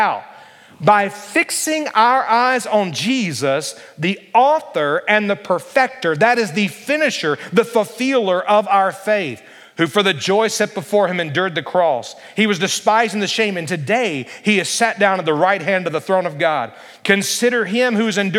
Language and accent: English; Alabama, United States; growing up in Alabama